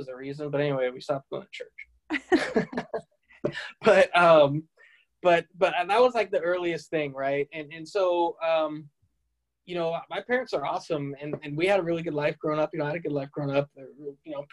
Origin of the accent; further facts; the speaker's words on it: Tempe, Arizona, United States; also born or lived in Salt Lake City, Utah / France; I was born in Salt Lake City, but my parents are not members. And when I was young, we didn't stay in Salt Lake long. We moved to France. And then when I was about 3 or 4, we moved to Tempe, Arizona